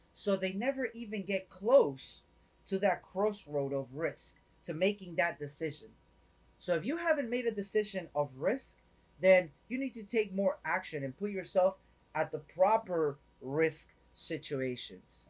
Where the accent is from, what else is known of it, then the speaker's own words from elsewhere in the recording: New York City, New York, United States; now in Florida, United States; I'm originally from up north, right? I'm originally from up north. So coming from New York